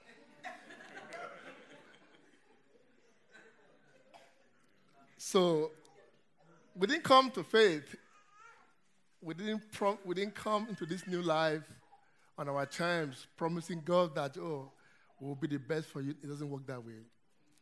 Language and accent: English; Nigeria; moved away; I come from Nigeria, as you can hear from my accent